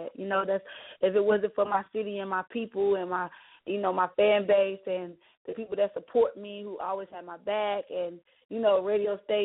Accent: Charlotte, North Carolina, United States; born and raised in Charlotte, North Carolina

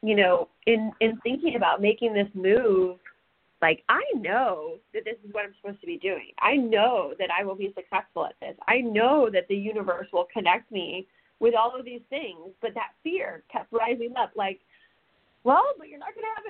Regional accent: Alton, Illinois, United States; And I grew up in Alton

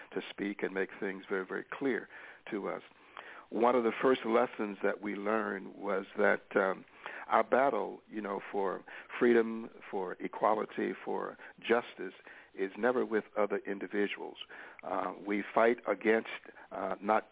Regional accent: Greenwood, Mississippi, United States; I was born in the Mississippi Delta town of Greenwood

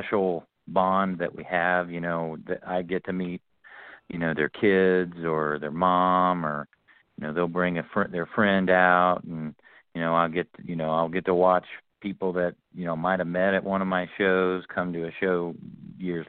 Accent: Oxford, Ohio, United States; where I grew up at in Oxford, Ohio

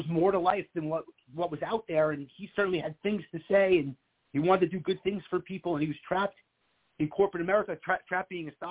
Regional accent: Long Island, New York, United States; moved away as an adult; also born or lived in Manhattan, New York; now in Florida, United States; growing up in Long Island and living in Manhattan for 10 years

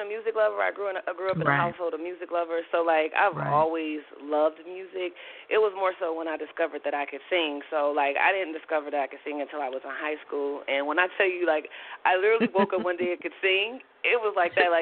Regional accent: Milwaukee, Wisconsin, United States; now in New York, United States; I'm originally from Milwaukee, Wisconsin, and I'm in New York. I'm based in New York now

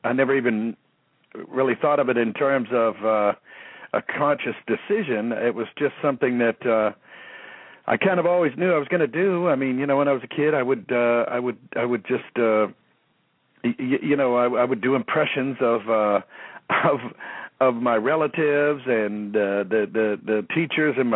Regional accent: Youngstown, Ohio, United States; moved away; also born or lived in Cincinnati, Ohio / New Orleans, Louisiana; I was born in Youngstown, Ohio.

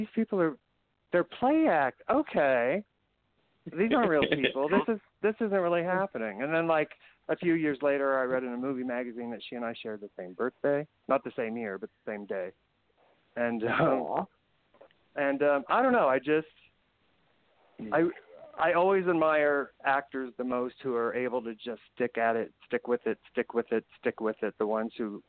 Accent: Indiana, United States; moved away as an adult; also born or lived in San Francisco, California; now in Culver City, United States; me as a wannabe gay actor growing up in Indiana

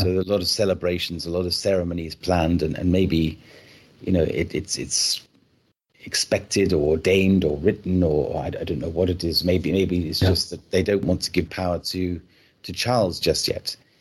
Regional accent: United Kingdom; I am British myself

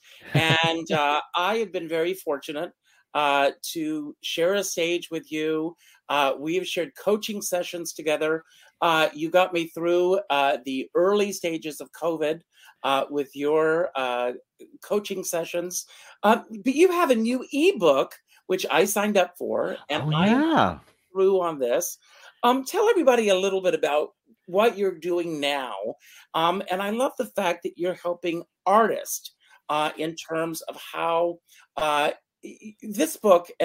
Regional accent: Myrtle Beach, South Carolina, United States; my hometown of Myrtle Beach, South Carolina

